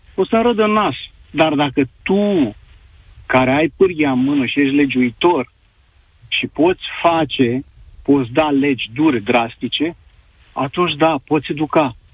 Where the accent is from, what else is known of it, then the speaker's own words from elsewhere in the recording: Constanța, Constanța County, Romania; sunt din Constanța, aici în Constanța